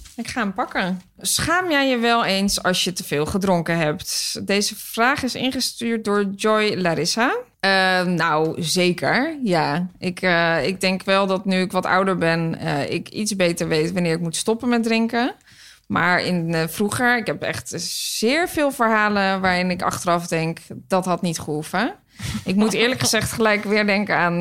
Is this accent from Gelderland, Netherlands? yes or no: no; Hilversum, North Holland, Netherlands; een restaurant in Hilversum, waar ik vandaan kom